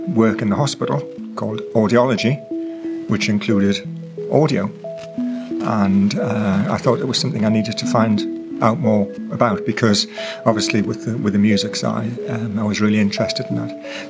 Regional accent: England, United Kingdom; I'm from England.

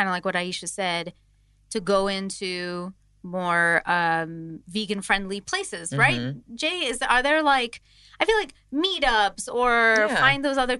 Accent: India; I think I sort of understand Rena's background in being an Indian. Like in our communities, there are some specific communities that are strictly vegetarian

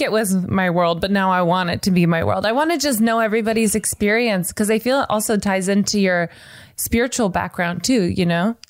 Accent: Nashville, Tennessee, United States; now in Los Angeles, United States; I'm from Nashville and then I live

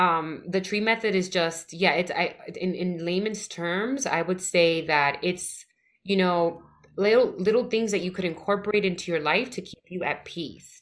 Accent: New York City, New York, United States; I'm from the Bronx, born and raised.

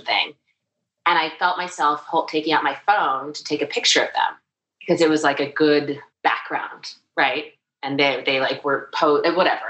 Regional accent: New York City, New York, United States; I grew up in New York City

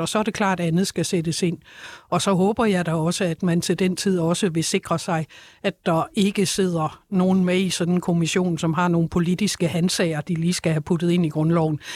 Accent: Denmark; jeg som dansker

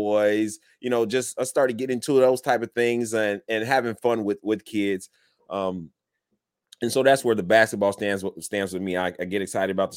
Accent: Illinois, United States; also born or lived in Chicago; I was born in Chicago, and moved throughout Illinois.

